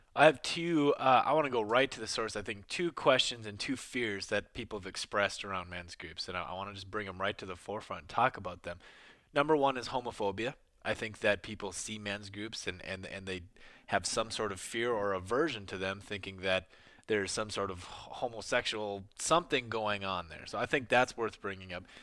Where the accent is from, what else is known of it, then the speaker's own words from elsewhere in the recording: Midwest, United States; moved away; also born or lived in New York; I grew up in the Midwest in the rural areas